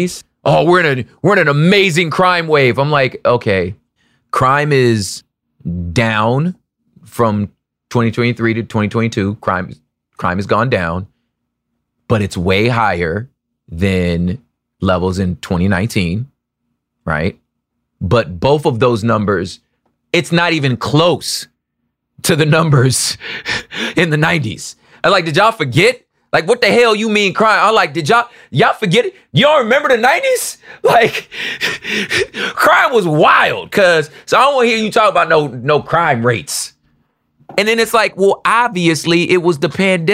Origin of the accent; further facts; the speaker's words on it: United States; I'm from America, and two, because I grew up in the church